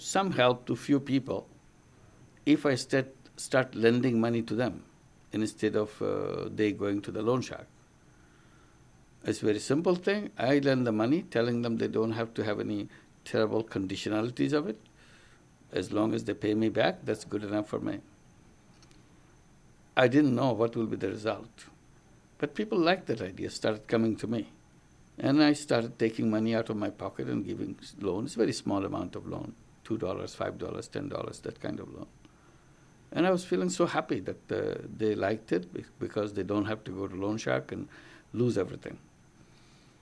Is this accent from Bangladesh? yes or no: yes; Bangladesh; Grameen Bank, which I launched in my home country of Bangladesh in 1976